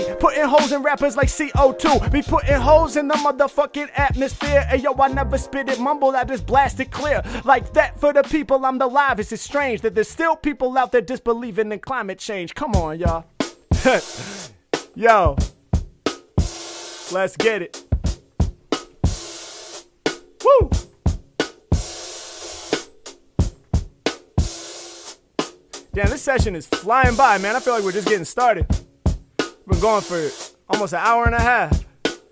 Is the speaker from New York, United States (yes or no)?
no; Portland, Oregon, United States; growing up in Portland